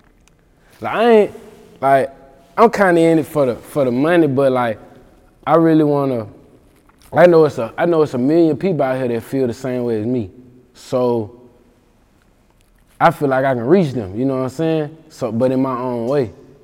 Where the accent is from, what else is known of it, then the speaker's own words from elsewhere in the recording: Mississippi, United States; I'm from Mississippi